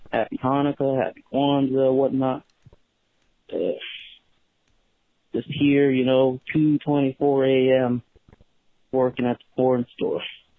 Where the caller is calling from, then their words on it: Miami, Florida, United States; I'm actually calling from a porn store in Miami, Florida.